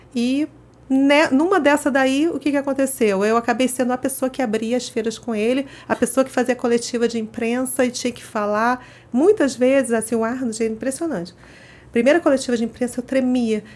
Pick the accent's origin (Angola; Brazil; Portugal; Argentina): Brazil; Rio de Janeiro; moved away as an adult; now in São Paulo, Brazil; eu sou carioca, toda minha história começou no Rio de Janeiro, depois que acabei mudando para São Paulo.